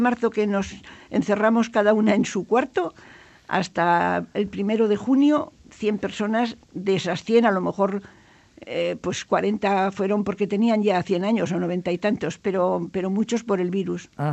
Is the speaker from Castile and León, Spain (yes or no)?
no; Pamplona, Navarre, Spain; Carlos III 8, donde yo nací